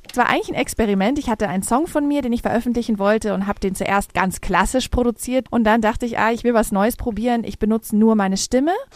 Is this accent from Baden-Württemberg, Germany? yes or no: no; Munich, Bavaria, Germany; Und ich komme aus München. Ich bin hier geboren und aufgewachsen, bin aber auch halb Amerikanerin